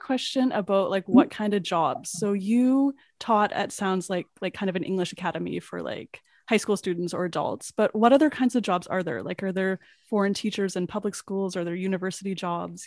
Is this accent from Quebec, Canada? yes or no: no; Edmonton, Alberta, Canada; moved away as an adult; also born or lived in South Korea; now in Vancouver, Canada; I grew up in Edmonton